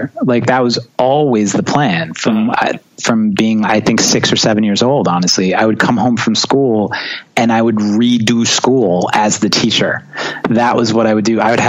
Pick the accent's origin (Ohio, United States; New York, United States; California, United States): New York, United States; also born or lived in Long Island; growing up in New York and being a drummer is challenging because everyone lives on top of each other and no one wants to hear you practice.